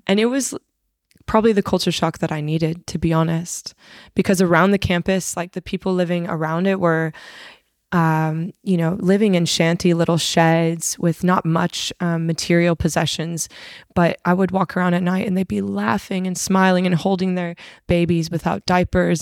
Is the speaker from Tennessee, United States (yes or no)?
no; Arizona, United States; now in Sydney, Australia; I'm originally from Arizona, U S A.